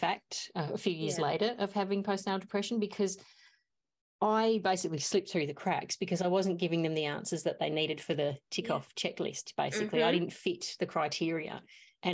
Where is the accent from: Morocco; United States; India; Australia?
Australia; Mount Gambier, South Australia; I'm from Mount Gambier. We're a small town